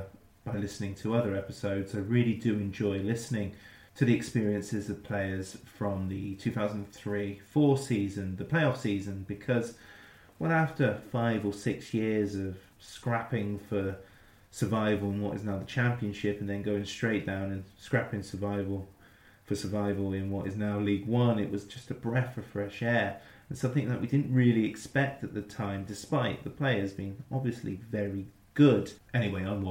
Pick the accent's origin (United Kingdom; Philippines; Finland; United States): United Kingdom; Wiltshire, South West England; growing up in Wiltshire